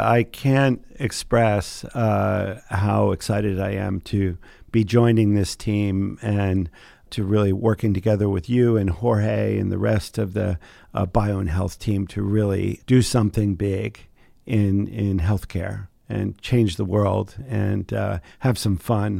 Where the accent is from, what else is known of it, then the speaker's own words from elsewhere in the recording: New Jersey, United States; I grew up in the Pine Barrens in southern New Jersey, in an area where actually very few people went to college.